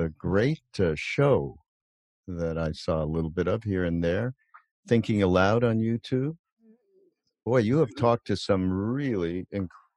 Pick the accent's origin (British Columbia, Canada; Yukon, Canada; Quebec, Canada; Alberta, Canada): Quebec, Canada; Montreal; I grew up in a conservative Jewish family in Montreal. I'm from Canada. I'm from Montreal